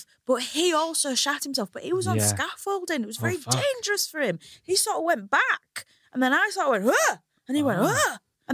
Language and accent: English; Hull, Yorkshire and the Humber, United Kingdom; now in London, United Kingdom; you might be able to tell from my accent, I come from Hull.